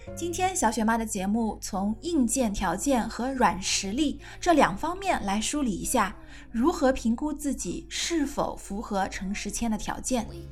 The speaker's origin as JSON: {"language": "Chinese", "country": "China", "said": "我们中国人"}